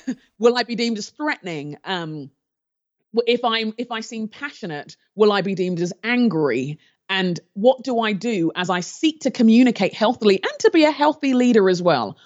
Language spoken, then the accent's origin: English; London, United Kingdom; moved away; also born or lived in Nigeria; I grew up in London in the, um, I was born in the seventies, and the time where I was growing up in London, there was a lot of racial tension